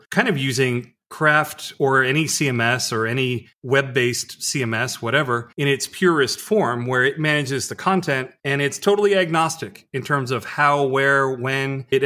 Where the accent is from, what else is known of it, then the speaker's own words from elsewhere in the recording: Missouri, United States; now in Japan; I'm not just from Missouri. I'm from Southern Missouri, so you don't just have to show me.